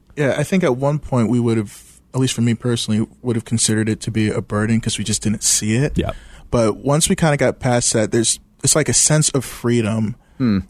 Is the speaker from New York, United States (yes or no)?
no; Washington, District of Columbia, United States; moved away as an adult; also born or lived in Midwest; I grew up in Washington D.C., so moving to the Midwest